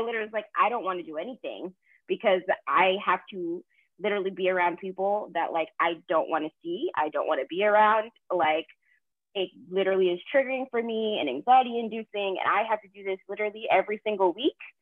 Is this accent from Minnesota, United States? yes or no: no; Boston, Massachusetts, United States; moved away as an adult; now in North Carolina, United States; I'm actually from Boston